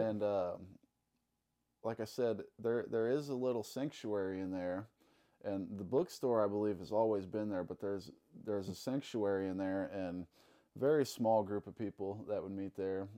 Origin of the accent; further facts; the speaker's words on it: Alton, Illinois, United States; also born or lived in Saint Charles; I grew up in Alton, Illinois. Uh, been living in Alton all my life, pretty much